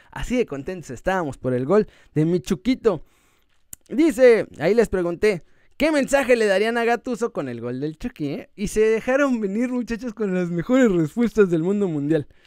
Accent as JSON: {"language": "Spanish", "country": "Mexico", "said": "porque así somos los mexicanos y hay que dar ese er, esfuerzo, extra."}